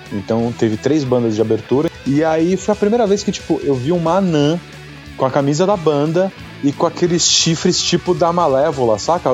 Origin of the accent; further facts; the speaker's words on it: Guarujá, São Paulo, Brazil; also born or lived in Santos; eu sou de Santos, sou do Guarujá, né? Sou caiçara